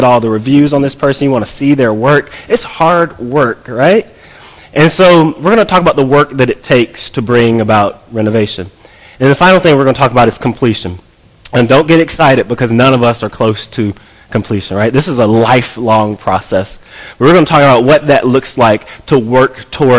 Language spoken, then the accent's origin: English; College Park, United States; moved away as an adult; also born or lived in New Jersey; I grew up here in College Park. We moved back from New Jersey